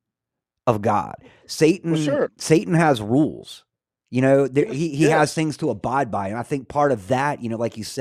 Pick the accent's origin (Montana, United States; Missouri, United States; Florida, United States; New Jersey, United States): Florida, United States; North; When I was a kid, I grew up in North Florida